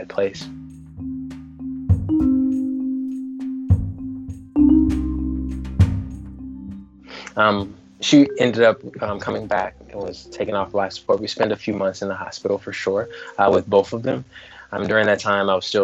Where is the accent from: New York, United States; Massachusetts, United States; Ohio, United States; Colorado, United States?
Ohio, United States; Dayton; now in Minneapolis, United States; I was born and raised in Dayton, Ohio, now live in Minneapolis